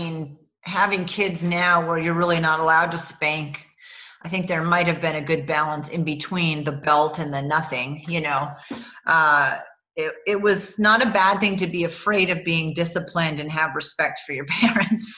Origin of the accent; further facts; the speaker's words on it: East Coast, United States; where I grew up on the East Coast